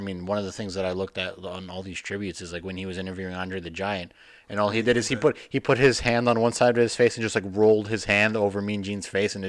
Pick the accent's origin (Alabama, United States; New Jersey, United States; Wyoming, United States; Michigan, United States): New Jersey, United States; I says, North Jersey.